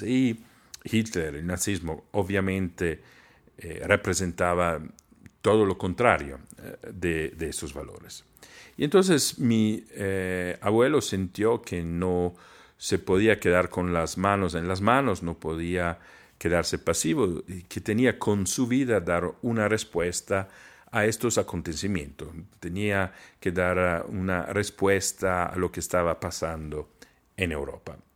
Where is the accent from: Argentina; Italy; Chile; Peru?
Italy; Trento, Trentino-Alto Adige; Spanish is a second language; moved away; en mi ciudad natal